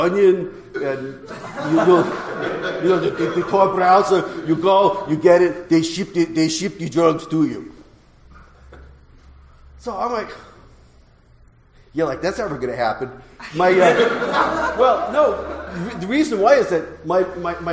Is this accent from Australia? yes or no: no; New York, United States; I come from New York